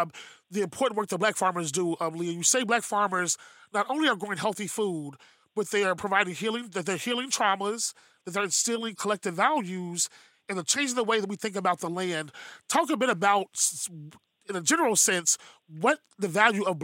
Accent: Kentucky, United States; I am born and raised in Kentucky

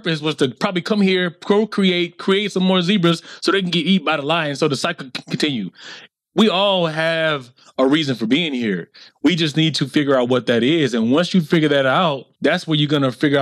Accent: the South, United States; me growing up in the South

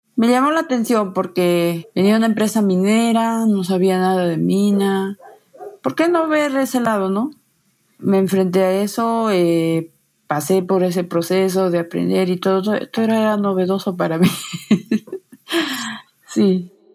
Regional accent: Hualgayoc, Cajamarca, Peru; mi pueblo, mi pueblo es chico, Hualgayoc, nos conocemos

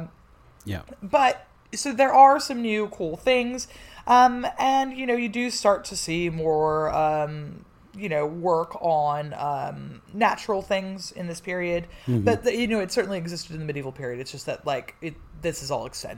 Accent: Czechia; as a Czech

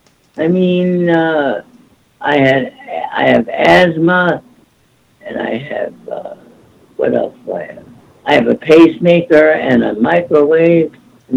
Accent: Milwaukee, Wisconsin, United States; now in Los Angeles, United States; I went to Milwaukee, my hometown

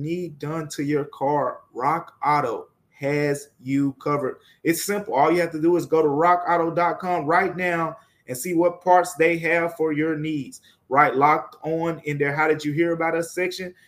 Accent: Memphis, Tennessee, United States; I'm from Memphis

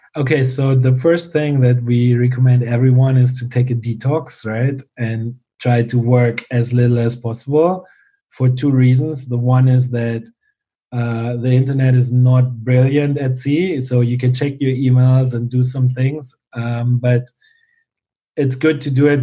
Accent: Germany; born or raised there; moved away as an adult

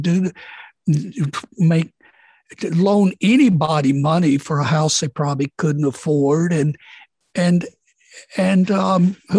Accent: Mississippi, United States; born or raised there

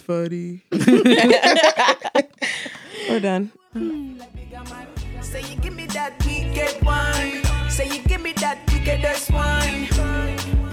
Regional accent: United States; we're first generation and we were born and raised in America

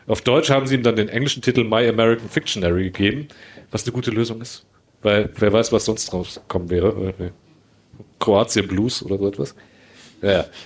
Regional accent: Bosnia & Herzegovina; ich bin ja auch Bosnier

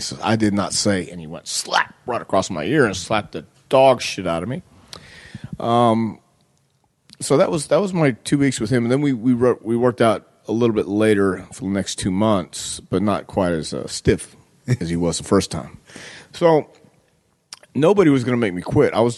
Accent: Houston, Texas, United States; also born or lived in El Paso, Texas; We moved from El Paso to Houston when I was 10 years old

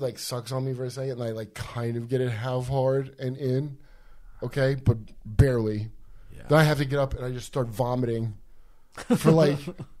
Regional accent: Euclid, Ohio, United States; also born or lived in New Jersey / North Carolina; No, I'm from Euclid, Ohio, which is by Cleveland.

